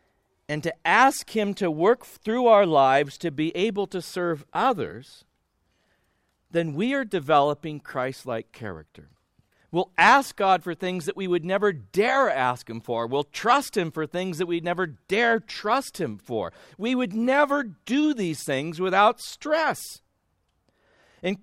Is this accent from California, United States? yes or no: yes; California, United States; I grew up loving the water. I grew up in Southern California. We had a pool in our backyard.